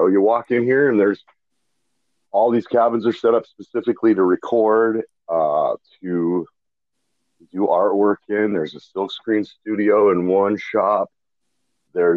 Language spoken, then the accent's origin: English; Missoula, Montana, United States; moved away as an adult; also born or lived in Seattle, Washington / Bend, Oregon; I was born in Missoula, Montana. So it's kind of a liberal bastion in Montana. Mm-hmm. And we just grew up running around fishing and just doing normal stuff that Montana kids